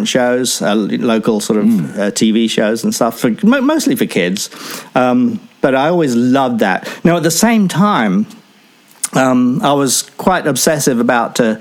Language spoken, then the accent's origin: English; Enfield, London, United Kingdom; also born or lived in Chatham, Kent; I grew up in a town called Enfield, North London, just sort of outside of London itself, near the Greenbelt